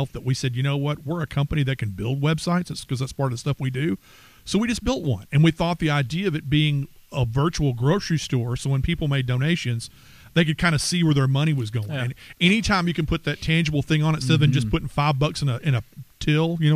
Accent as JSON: {"language": "English", "town": "Texarkana", "country": "United States", "said": "we're from Texarkana"}